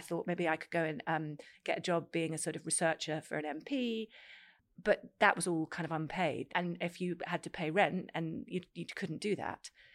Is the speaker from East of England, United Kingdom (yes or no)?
yes; Cambridge, East of England, United Kingdom; I grew up in Cambridge